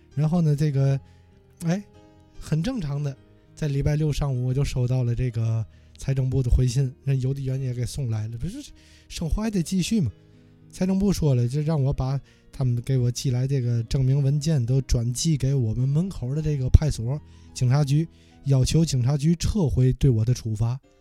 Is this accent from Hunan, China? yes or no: no; Tianjin, China; now in Paris, France; 我的两个城市，我的家乡和我的第二故乡